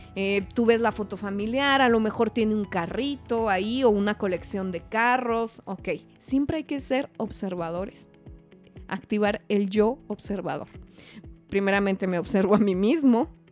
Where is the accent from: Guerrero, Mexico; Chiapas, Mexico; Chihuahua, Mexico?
Chihuahua, Mexico; Hidalgo del Parral; moved away as an adult; now in Mexico City, Mexico; yo nací en Parral, soy del mineral del Parral, allá por donde mataron a Pancho Villa. Una ciudadcita bien bonita, pero bonita, minera, y pues me salí de ahí como a los 18 años